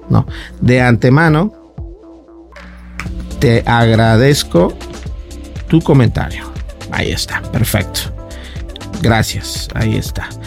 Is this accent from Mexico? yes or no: yes; Mexico; Yo soy de acá de México